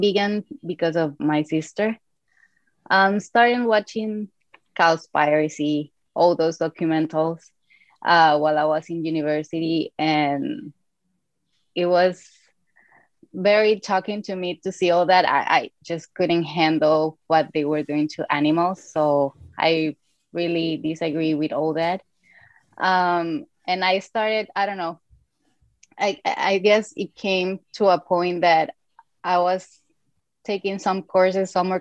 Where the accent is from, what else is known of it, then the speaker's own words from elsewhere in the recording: Venezuela; I'm originally from Venezuela